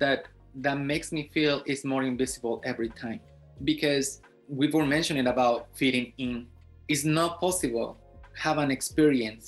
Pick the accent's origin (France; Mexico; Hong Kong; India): Mexico; now in United States; Coming from Mexico, I can tell you that my American story started way before I actually moved to the United States